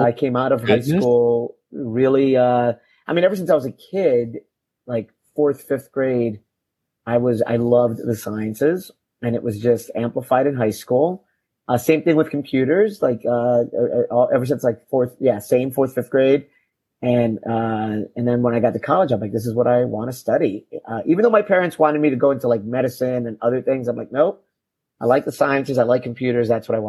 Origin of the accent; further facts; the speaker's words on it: Chicago, Illinois, United States; moved away as an adult; also born or lived in Boston; now in Sarasota, United States; So I grew up in Chicago, specifically on the south side of Chicago, in a neighborhood called Pilsen.